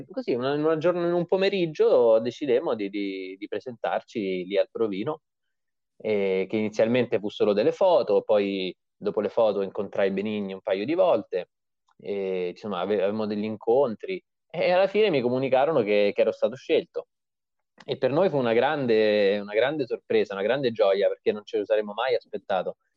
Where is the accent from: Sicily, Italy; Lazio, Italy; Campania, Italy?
Lazio, Italy; Viterbo; also born or lived in Montefiascone / Orvieto; Io venivo, vengo comunque da Viterbo, Montefiascone, Orvieto, sono nato in queste zone qua, che sono paesi comunque che hanno un centro storico medievale piuttosto eh, bello